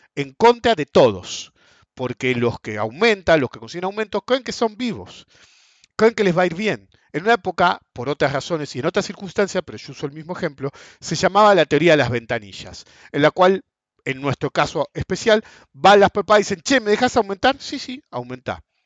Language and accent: Spanish; Argentina; nosotros como argentinos